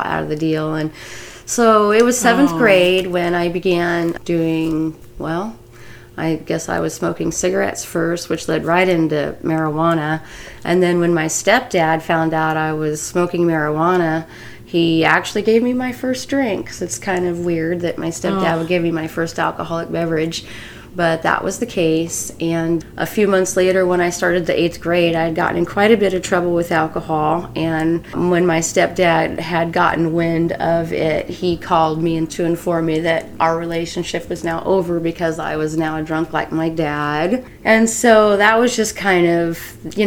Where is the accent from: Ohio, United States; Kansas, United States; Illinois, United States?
Kansas, United States; Wichita; I was born in 1970 in Wichita, Kansas